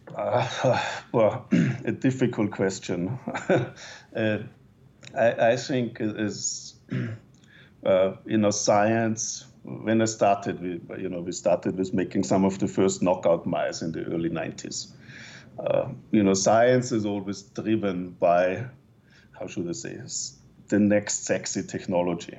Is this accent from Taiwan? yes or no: no; Austria; moved away as an adult; also born or lived in Innsbruck, Austria; now in Canada; my home country